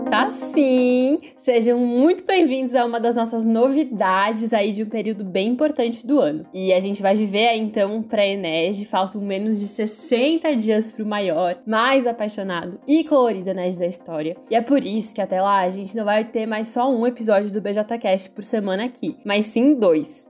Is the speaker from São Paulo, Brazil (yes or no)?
no; Timbó, Santa Catarina, Brazil; sou catarinense, venho de uma cidade pequenininha aqui no Vale Itajaí chamada Timbó